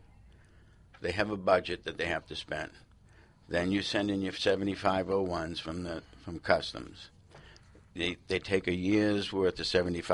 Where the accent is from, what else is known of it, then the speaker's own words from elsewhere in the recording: Boston, Massachusetts, United States; My background, I grew up in Boston